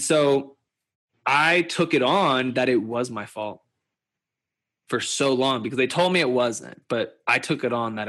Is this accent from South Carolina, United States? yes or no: no; Louisville, Kentucky, United States; I grew up in Louisville, Kentucky, and I am an Indian Jew